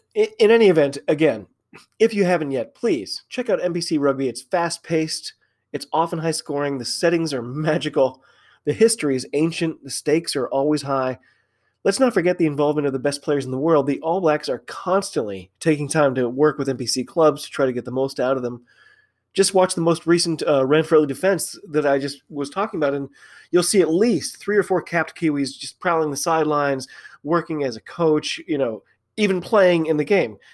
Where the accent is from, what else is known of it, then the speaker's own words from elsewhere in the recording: United States; I'm an American rugby fan.